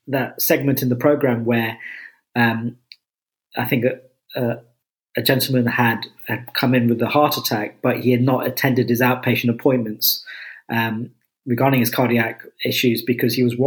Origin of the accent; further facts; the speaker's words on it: Enfield, London, United Kingdom; moved away; I'm from kind of Enfield and Chase Farm